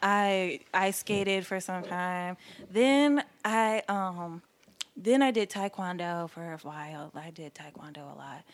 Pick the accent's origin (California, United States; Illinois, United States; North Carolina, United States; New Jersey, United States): North Carolina, United States; Durham; also born or lived in Charlottesville, Virginia; I was born in Charlottesville, North not North Carolina, Virginia. Okay. And um, yeah, I was raised in Durham.